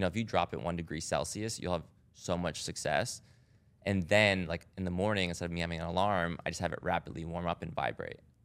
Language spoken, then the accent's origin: English; Rhode Island, United States; I grew up in Rhode Island